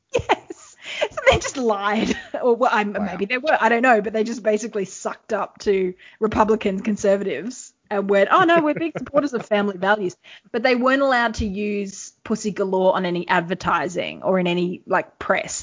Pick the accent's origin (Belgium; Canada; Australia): Australia; we're from Australia